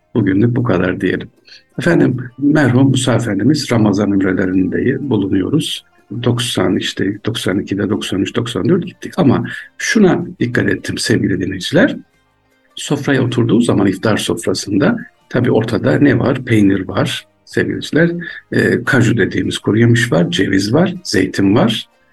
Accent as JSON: {"language": "Turkish", "region": "Aksaray Province", "country": "Turkey", "also_born_or_lived": "Ankara", "said": "Aksaraylıyım üniversitede okuyorum Ankara Üniversitesi."}